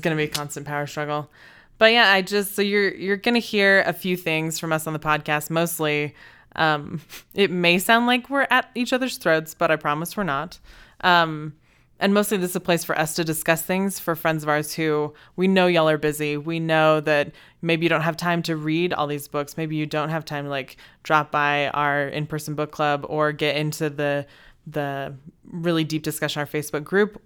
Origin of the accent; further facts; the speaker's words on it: Texas, United States; also born or lived in China; now in Idaho Falls, United States; I'm from Texas. Uh, I was actually born in China